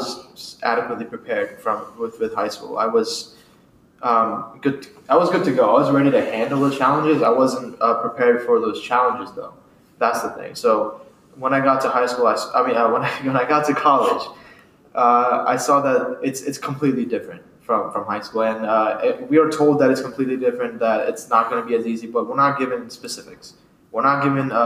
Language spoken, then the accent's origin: English; Sussex County, Delaware, United States; also born or lived in India; I immigrated from India when I was about 7 to 8. We moved to Sussex County. I went to middle school and high school with the Woodbridge School District